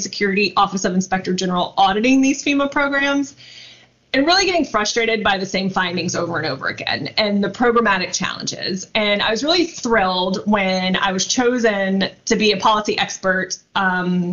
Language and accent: English; outside of New Orleans, Louisiana, United States; I grew up right outside of New Orleans